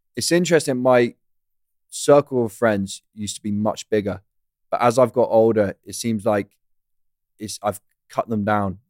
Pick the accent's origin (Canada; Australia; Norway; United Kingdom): United Kingdom; I'm British.